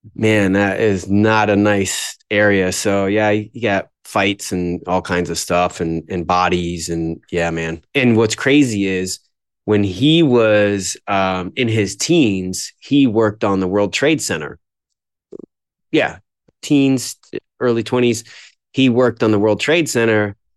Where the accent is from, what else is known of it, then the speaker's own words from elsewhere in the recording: Florida, United States; also born or lived in New York; We moved down to Florida shortly after I was born